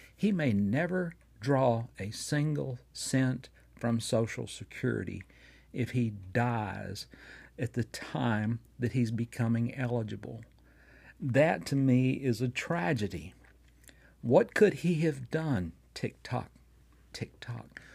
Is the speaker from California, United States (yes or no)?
no; Fort Payne, Alabama, United States; here in my hometown of Fort Payne, Alabama